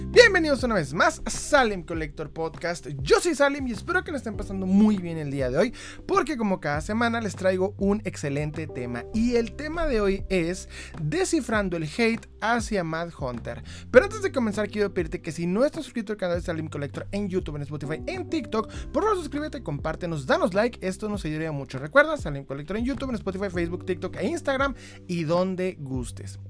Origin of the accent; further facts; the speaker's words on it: Ciudad Juárez, Chihuahua, Mexico; yo soy de Ciudad Juárez